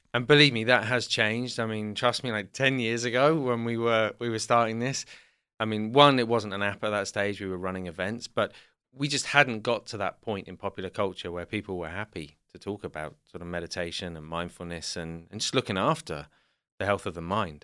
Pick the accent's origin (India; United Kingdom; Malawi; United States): United Kingdom; South West England; also born or lived in London; we grew up in the southwest of England